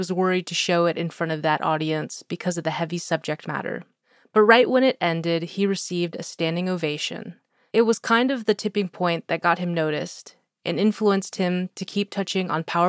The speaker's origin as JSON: {"language": "English", "town": "Anchorage", "region": "Alaska", "country": "United States", "tie": "born or raised there", "said": "I grew up in Anchorage, so of course I'd heard of him. It's a small city, even though they call it the largest village in Alaska."}